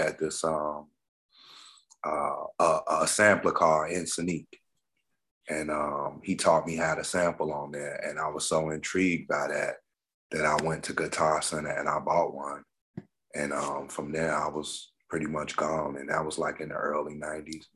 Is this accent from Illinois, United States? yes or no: yes; Chicago, Illinois, United States; I'm from Inglewood originally, born and raised on the South Side